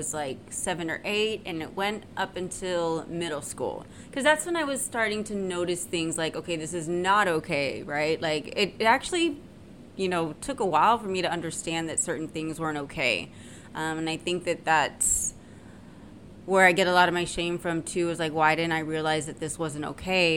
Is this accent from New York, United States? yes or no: no; San Antonio, Texas, United States; I'm from San Antonio, Texas, right? And I lived in a, you know, upper middle class neighborhood